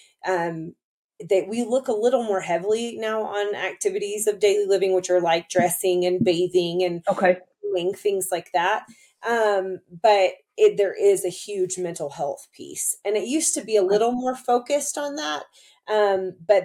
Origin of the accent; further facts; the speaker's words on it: near Fort Benning, Georgia, United States; I grew up close to Fort Benning in Georgia